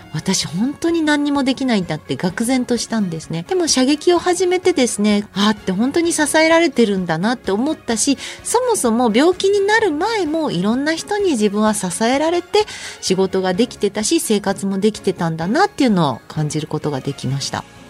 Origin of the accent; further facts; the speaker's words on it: Osaka, Japan; moved away as an adult; also born or lived in Tokyo; 私もともと出身が大阪で標準語が全く喋れなかったので